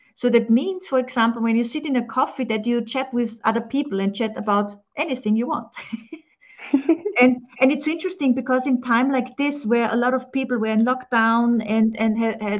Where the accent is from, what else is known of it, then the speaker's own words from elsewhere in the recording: Austria; I'm from Austria